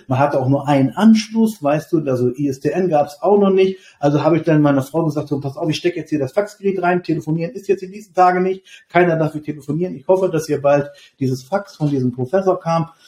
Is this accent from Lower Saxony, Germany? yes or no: yes; Lower Saxony, Germany; Ich komme aus Niedersachsen